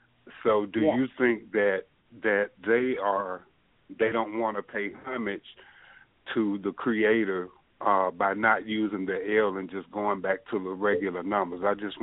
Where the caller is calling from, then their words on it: Birmingham, Alabama, United States; I'm calling from Birmingham, Alabama.